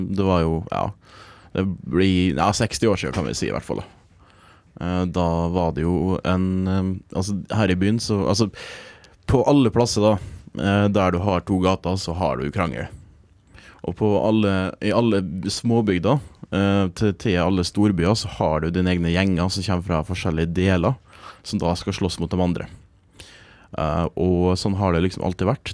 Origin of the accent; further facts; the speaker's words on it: Trøndelag, Norway; gjennom oppvek oppveksten i Trøndelag